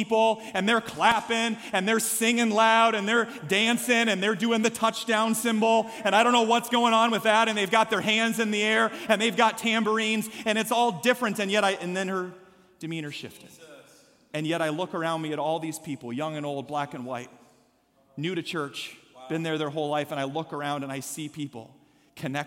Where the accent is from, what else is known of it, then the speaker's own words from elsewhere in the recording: Story City, Iowa, United States; I'm from Story City